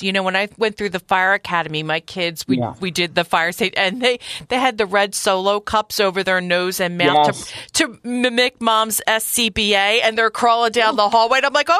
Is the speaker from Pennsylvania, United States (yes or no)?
yes; Philadelphia, Pennsylvania, United States; I was born and raised here in Philly, my grandfather's firehouse is actually Jack's Firehouse Restaurant.